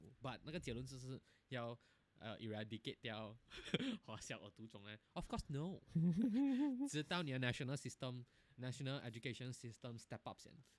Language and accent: Chinese; Malaysia; moved away; 我可能会希望能回 Malaysia